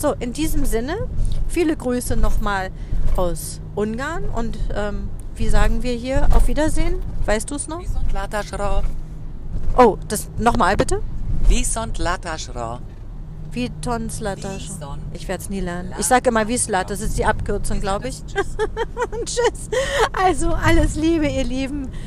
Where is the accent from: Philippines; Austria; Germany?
Germany; Berlin; Ich bin ja auch im Westteil von Berlin aufgewachsen.